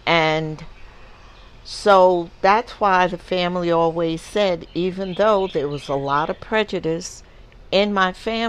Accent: New York, United States; And growing up in New York, you saw, you had to have seen a lot of interracial marriages because in New York it was legal

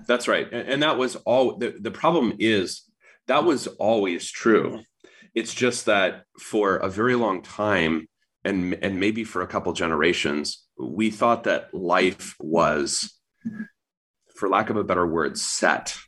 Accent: United States; You live here. I was born here

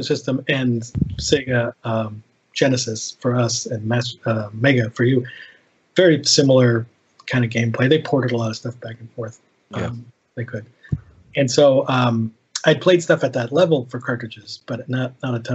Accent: California, United States; I grew up in California

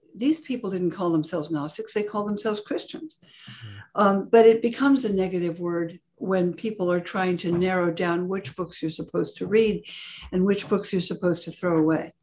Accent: California, United States; I grew up in California

